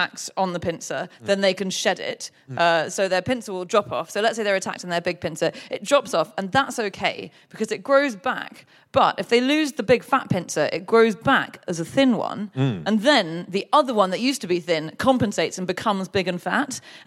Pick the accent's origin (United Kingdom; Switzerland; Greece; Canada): United Kingdom; I'm British